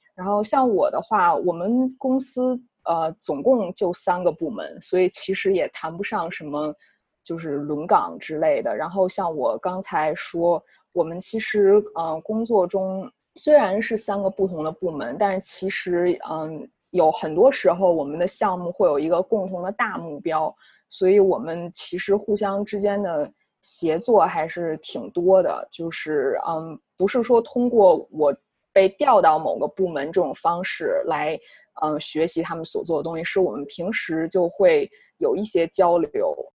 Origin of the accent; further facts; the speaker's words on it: China; moved away as an adult; now in United States; 我们，呃，中国籍的话